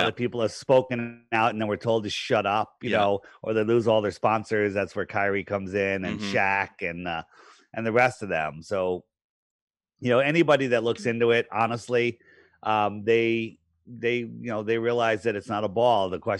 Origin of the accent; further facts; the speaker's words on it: East Coast, United States; I grew up on the East Coast. Yeah. I still live here.